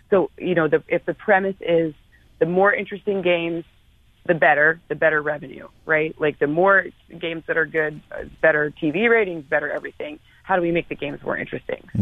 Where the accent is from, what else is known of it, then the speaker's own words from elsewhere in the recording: Midwest, United States; now in Los Angeles, United States; I live at the beach because that's what people from the Midwest do when they move to California.